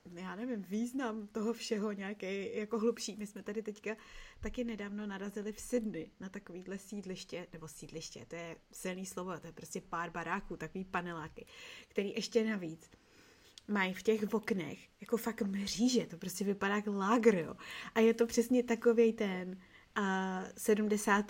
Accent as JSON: {"language": "Czech", "region": "Prague", "country": "Czechia", "said": "já jsem z Petřin"}